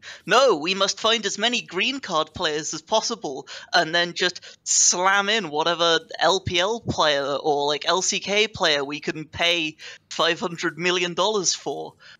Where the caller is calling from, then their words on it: United Kingdom; I am calling from the United Kingdom.